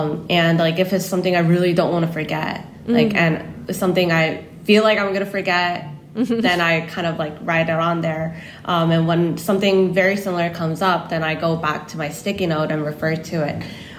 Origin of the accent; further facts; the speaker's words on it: United States; now in South Korea; So even though I grew up in the States, since coming here and only been speaking Korean, I feel like I've lost some English.